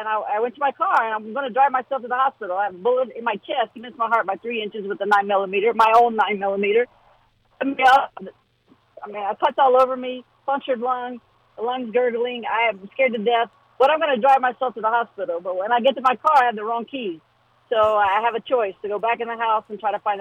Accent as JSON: {"language": "English", "region": "Southern West Virginia", "country": "United States", "said": "I'm from Southern West Virginia. My town has 500 people"}